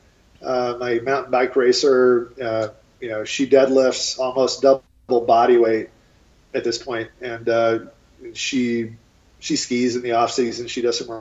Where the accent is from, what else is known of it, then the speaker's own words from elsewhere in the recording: East Coast, United States; now in Boulder, United States; I'm from the East Coast originally